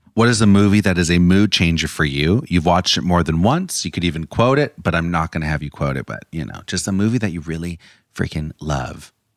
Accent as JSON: {"language": "English", "region": "California", "country": "United States", "said": "I grew up going to Disneyland. I'm from California, and that was like a big part of my childhood"}